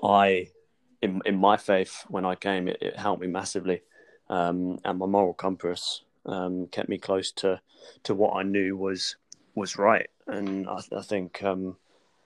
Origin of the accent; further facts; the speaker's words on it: Portsmouth, South East England, United Kingdom; moved away as an adult; now in London, United Kingdom; I moved away from Portsmouth. I moved away from my family church that I grew up